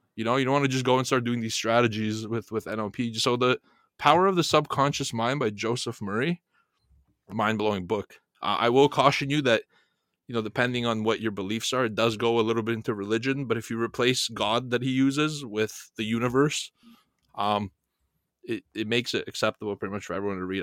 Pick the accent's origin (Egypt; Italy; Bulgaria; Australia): Bulgaria; moved away; coming from Europe, and I'm from Bulgaria